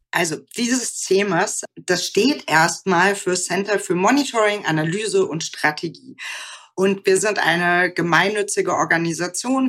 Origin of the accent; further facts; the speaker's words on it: West Germany, Germany; also born or lived in Aachen / Münster; wo ich aufgewachsen bin, wo ich zur Schule gegangen bin, sondern eben auch für meine Familie. Deswegen würde ich sagen, es, es sind nicht so große Orte in Westdeutschland gewesen.